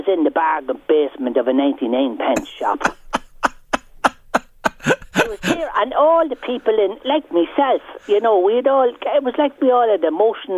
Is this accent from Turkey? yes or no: no; Carrickmacross, Monaghan, Ulster, Ireland; now in County Meath, Ireland; I come from Carrick myself in Monaghan. Well, I'm living in County Meath now